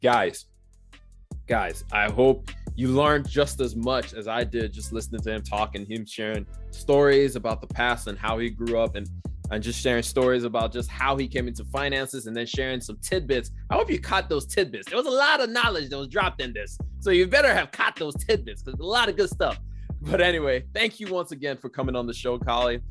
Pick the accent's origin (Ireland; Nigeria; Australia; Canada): Nigeria; now in United States; I'm Nigerian